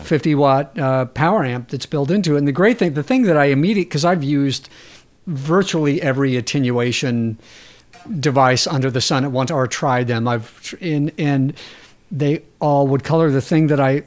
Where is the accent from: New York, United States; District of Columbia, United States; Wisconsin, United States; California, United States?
California, United States; San Diego; I was born in San Diego